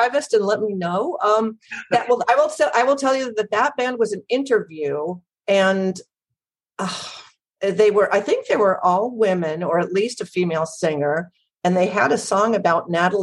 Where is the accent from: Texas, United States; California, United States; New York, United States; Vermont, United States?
California, United States; Los Angeles; I grew up in Los Angeles